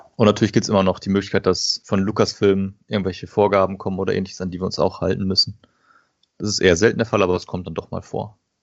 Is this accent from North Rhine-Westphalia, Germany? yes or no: yes; Paderborn, North Rhine-Westphalia, Germany; komme aus dem schönen Paderborn im Ostwestfalen